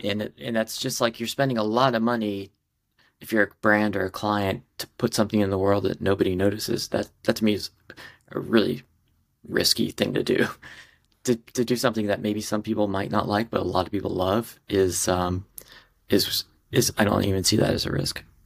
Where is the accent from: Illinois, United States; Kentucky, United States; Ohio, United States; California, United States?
Ohio, United States; moved away as an adult; also born or lived in San Diego / Los Angeles / Minneapolis; now in New York, United States; I grew up in Ohio, very normal, sort of, uh, Midwestern